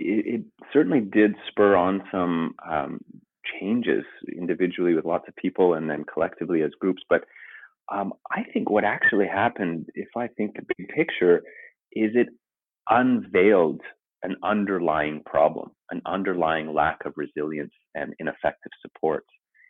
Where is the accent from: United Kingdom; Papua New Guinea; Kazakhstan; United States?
Papua New Guinea; also born or lived in Canada; I'm Canadian, but I grew up overseas in the South Pacific, in Papua New Guinea, in the jungles.